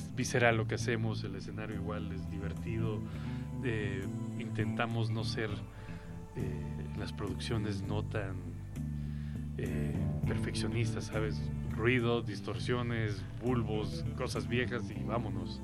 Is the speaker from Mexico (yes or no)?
yes; Mexico; yo mexicano